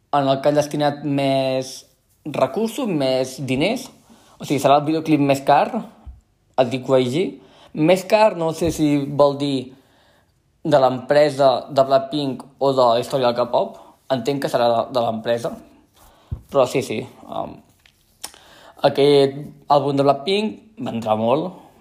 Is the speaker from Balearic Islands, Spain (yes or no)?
no; central Catalonia, Spain; accent: central Catalan; first language Catalan; parlo un català molt del centre de Catalunya